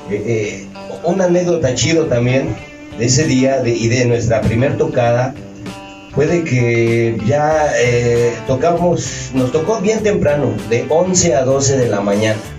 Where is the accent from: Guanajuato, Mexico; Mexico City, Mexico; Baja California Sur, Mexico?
Mexico City, Mexico; en el DF, en el barrio donde, eh, me nací, donde me desarrollé en La Pastora, en el Barrio Bajo.